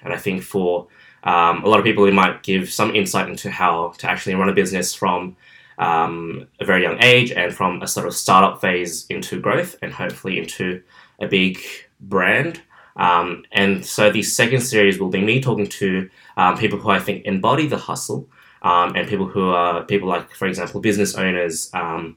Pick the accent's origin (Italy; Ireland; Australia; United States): Australia; Parramatta, New South Wales; also born or lived in Liverpool, New South Wales; I grew up in Parramatta, which is out in southwestern Sydney. And I've been here all my life.